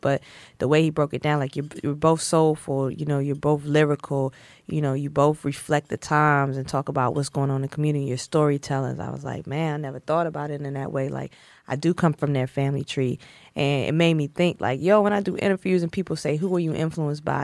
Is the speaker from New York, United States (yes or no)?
no; Snow Hill, North Carolina, United States; I'm from Snow Hill, North Carolina